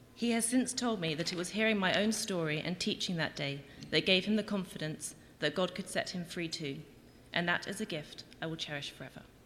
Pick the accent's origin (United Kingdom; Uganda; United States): United Kingdom; England; moved away as an adult; now in Winnipeg, Canada; I'm from England, not Winnipeg, and I've lived in Winnipeg for just over a year